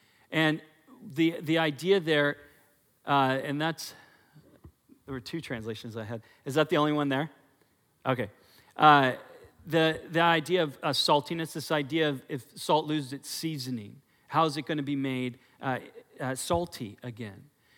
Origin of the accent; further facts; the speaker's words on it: Portland, Oregon, United States; when I came also from Portland, in Portland, our fruit is disgusting, okay? Just so you know. When I had peaches and cherries in Oregon, but they're gross.